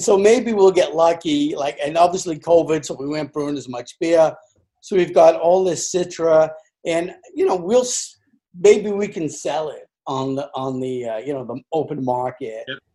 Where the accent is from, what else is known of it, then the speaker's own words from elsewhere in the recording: England, United Kingdom; moved away as an adult; now in United States; I'm an Englishman. I was born in England.